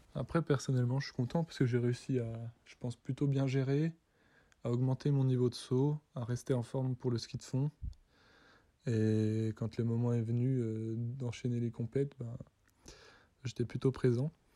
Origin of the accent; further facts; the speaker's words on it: Les Fourgs, Doubs, Bourgogne-Franche-Comté, France; je viens des Fours, un petit village dans le Doubs